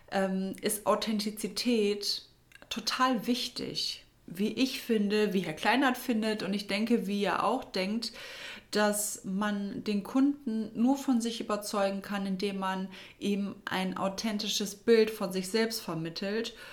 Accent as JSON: {"language": "German", "town": "Düsseldorf", "region": "North Rhine-Westphalia", "country": "Germany", "tie": "born or raised there", "said": "dieses Mal hat es mich in meiner Heimat nach Düsseldorf zurückverschlagen"}